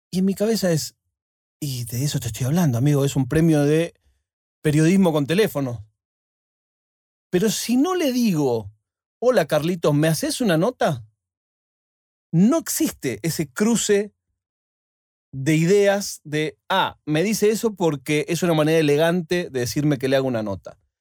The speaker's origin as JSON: {"language": "Spanish", "country": "Argentina", "moved": "yes", "lives_now": "Spain"}